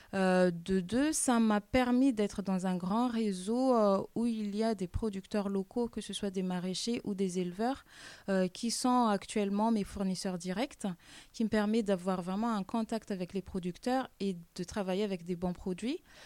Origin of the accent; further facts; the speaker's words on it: Madagascar; now in France; je suis originaire de Madagascar.